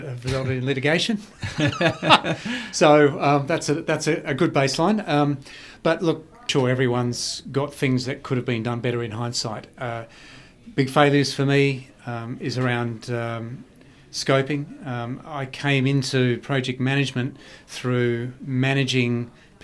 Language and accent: English; Perth, Western Australia, Australia; where I grew up in Perth